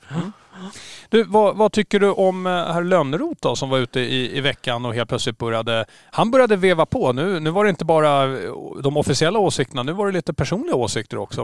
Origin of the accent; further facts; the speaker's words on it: Stockholm, Stockholm County, Sweden; now in Åland, Finland; jag är ju från Stockholm